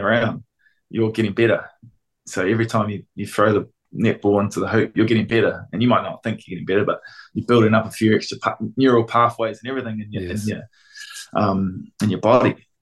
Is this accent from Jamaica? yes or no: no; Auckland, New Zealand; I grew up in South Auckland and counties, went to Rosehill College